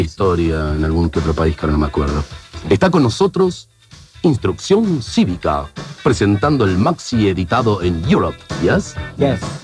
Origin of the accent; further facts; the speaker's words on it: Argentina; como todo argentino